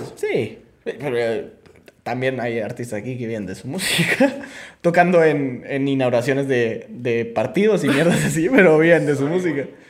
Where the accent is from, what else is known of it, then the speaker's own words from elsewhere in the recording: Guatemala; como guatemaltecos